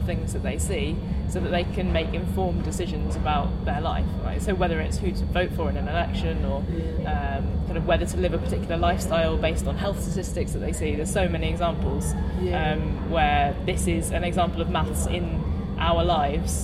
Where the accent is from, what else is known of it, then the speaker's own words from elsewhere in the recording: Cornwall, South West England, United Kingdom; I grew up in Cornwall, so in the countryside and a very small local school.